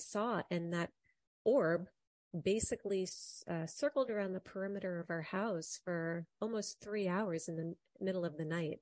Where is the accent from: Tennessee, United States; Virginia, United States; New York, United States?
New York, United States; in our kitchen growing up in New York